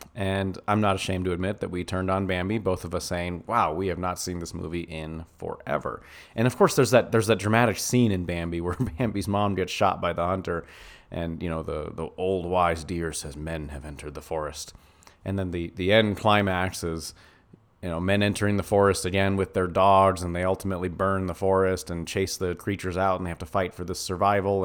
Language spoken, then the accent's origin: English; United States; as an American